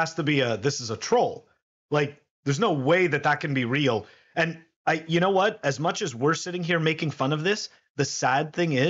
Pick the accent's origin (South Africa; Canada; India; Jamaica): Canada; I'm a Canadian